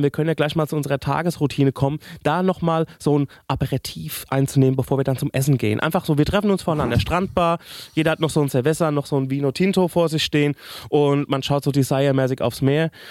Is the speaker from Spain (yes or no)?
yes; Spain; Also ich bin ja in Spanien de facto aufgewachsen.